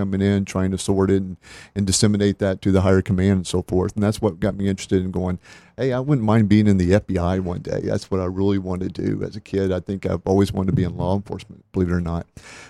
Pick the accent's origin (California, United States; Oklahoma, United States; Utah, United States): Oklahoma, United States; born there; also born or lived in Texas; I was born there in Oklahoma. I think it was $4.36 is what I cost him, so pretty cheap. But I cost him a lot more later on. Other than that, we moved to Texas right after that.